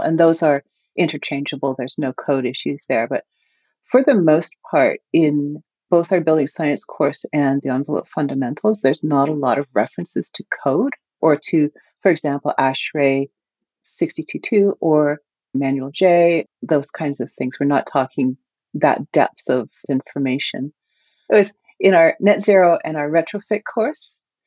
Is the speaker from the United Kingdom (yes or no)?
no; Canada; as a Canadian